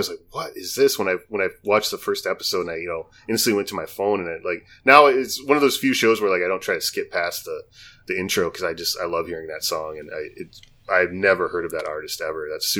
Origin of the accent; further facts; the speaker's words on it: Midwest, United States; growing up in the Midwest